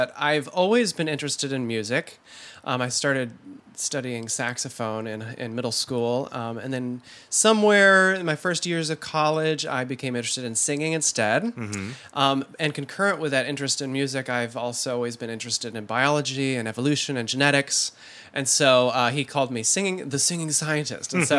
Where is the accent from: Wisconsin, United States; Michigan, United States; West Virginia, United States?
Michigan, United States; Holland; born or raised there